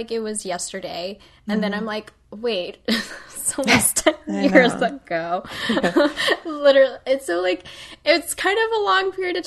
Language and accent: English; Midwest, United States; I'm from the Midwest